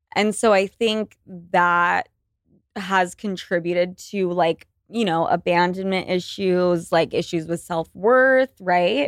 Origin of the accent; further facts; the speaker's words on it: Utah, United States; now in New York City, United States; I was born and raised in Utah